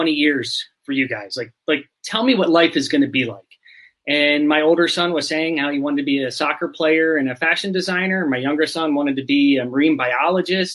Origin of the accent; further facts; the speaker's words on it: Pennsylvania, United States; moved away as an adult; now in Arizona, United States; I'm from Pennsylvania in the US. I spent 40 years there, maybe a little bit more than 40, and then recently moved to the desert in Arizona